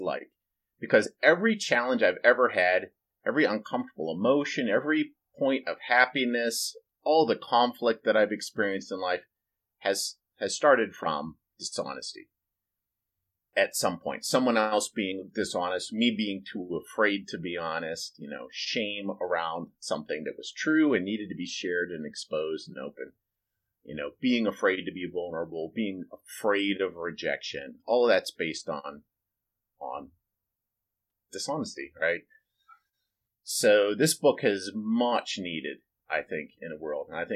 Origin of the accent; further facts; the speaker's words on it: United States; I grew up in America